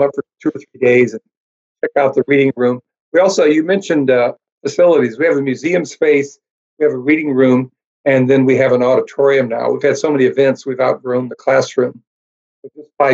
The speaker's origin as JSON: {"language": "English", "region": "Colorado", "country": "United States", "tie": "born or raised there", "moved": "as an adult", "said": "I grew up in Colorado from a very conservative church."}